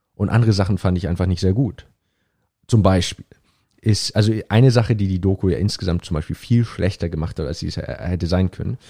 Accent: Hamburg, Germany; moved away as an adult; also born or lived in Cambridge; ich bin in Hamburg geboren, aufgewachsen, habe dann vier Jahre lang in Hamburg

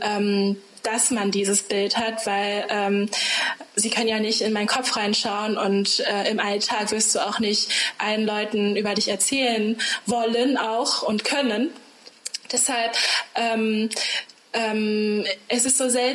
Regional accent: Germany; ich bin hier aufgewachsen

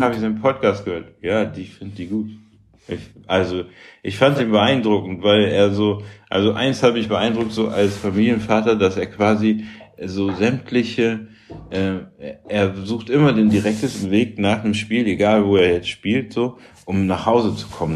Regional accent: Bremen, Germany; also born or lived in Münster / Karlsruhe; now in Hamburg, Germany; ich bin in Bremen groß geworden, so ich wohne auf St. Pauli

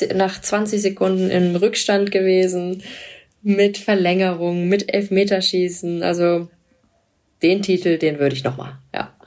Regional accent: Cologne, North Rhine-Westphalia, Germany; ich bin ja Kölnerin.

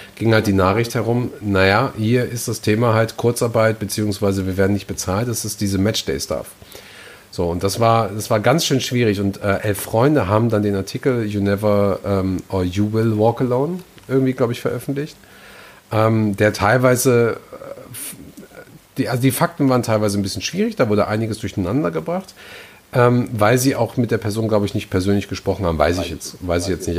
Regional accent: Gelsenkirchen, North Rhine-Westphalia, Germany; meine Heimatstadt Gelsenkirchen

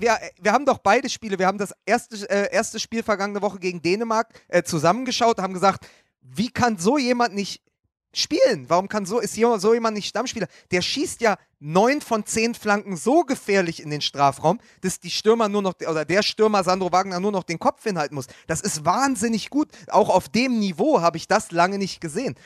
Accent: Berlin, Germany; als Berliner

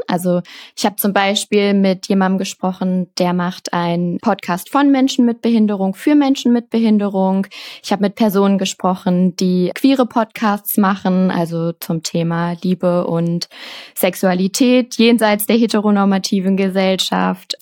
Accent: Cologne, North Rhine-Westphalia, Germany; ich komme aus Köln

